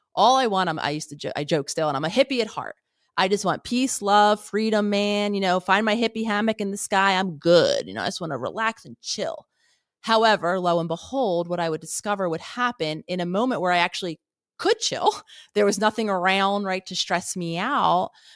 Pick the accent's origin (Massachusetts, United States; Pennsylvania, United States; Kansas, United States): Pennsylvania, United States; Philadelphia; I grew up in Philadelphia